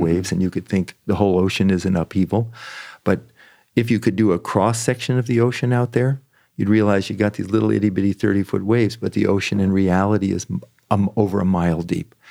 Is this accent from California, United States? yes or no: yes; San Francisco Bay Area, California, United States; also born or lived in Washington, D.C.; I was born in Washington, D C. I grew up in the San Francisco Bay Area.